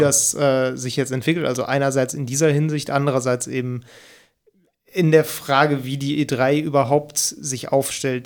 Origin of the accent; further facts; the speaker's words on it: near Cologne, North Rhine-Westphalia, Germany; obwohl ich aus der Nähe von Köln komme